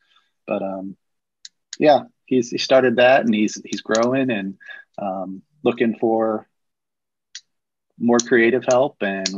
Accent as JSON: {"language": "English", "town": "Lafayette", "region": "Indiana", "country": "United States", "tie": "born or raised there", "said": "I grew up in Lafayette, Indiana."}